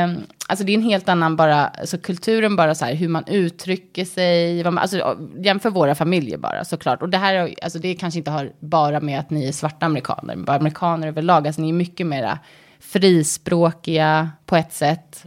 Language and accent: Swedish; Sweden; moved away as an adult; also born or lived in United States; svenskar vill ju gärna alltså, känna att vi har väldigt mycket gemensamt med amerikaner